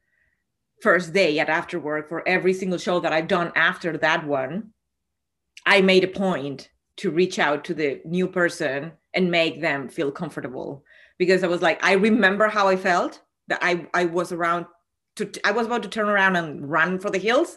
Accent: Argentina; moved away as an adult; I'm from Argentina. And even though I've been living here for 20 years, most of my full-on crushes were back in Argentina in the times of university and high school.

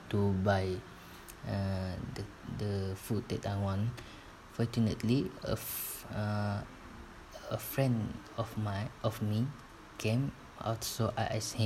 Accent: Sarawak, Malaysia; moved away as an adult; now in Tanjung Malim, Malaysia; my hometown is at Sarawak

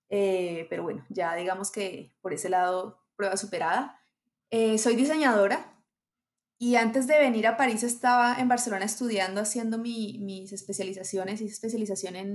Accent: Colombia; Hola a todos. Eh, soy colombiana. Eh, me gusta decir así y no especificar más porque viví en muchas partes en Colombia

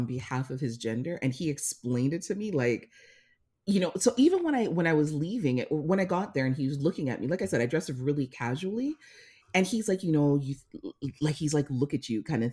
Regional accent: Jamaica; as a Jamaican woman

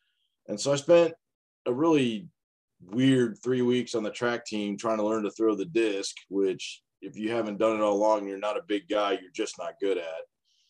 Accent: St. Louis, Missouri, United States; I grew up in St. Louis, Missouri.

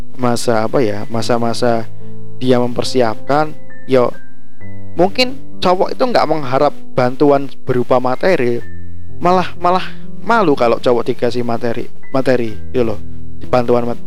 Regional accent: Java, Indonesia; saya sebagai Jawa sendiri

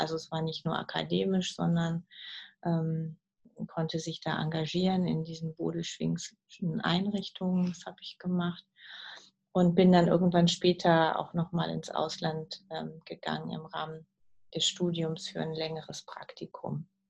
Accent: Uslar, Lower Saxony, Germany; moved away as an adult; also born or lived in Peru; ich bin aufgewachsen in der Nähe von Uslar im Solling

